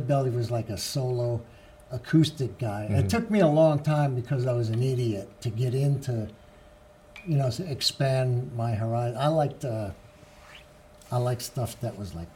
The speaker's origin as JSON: {"language": "English", "region": "New York", "country": "United States", "moved": "yes", "said": "I'm from New York, but my grandparents were from New Orleans"}